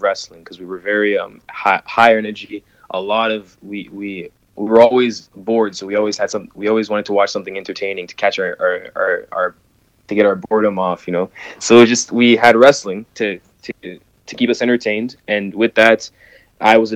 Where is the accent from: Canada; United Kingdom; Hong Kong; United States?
Canada; Ottawa, Ontario; I am from Ottawa, Ontario. So that is the capital of Canada